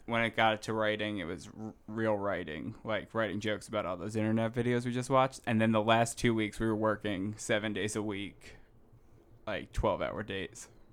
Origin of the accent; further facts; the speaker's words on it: Middletown, New Jersey, United States; I grew up in Middletown, New Jersey.